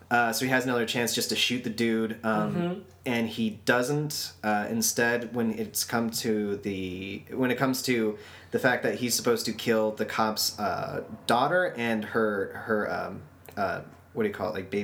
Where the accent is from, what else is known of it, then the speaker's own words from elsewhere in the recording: Texas, United States; I'm from Texas, right?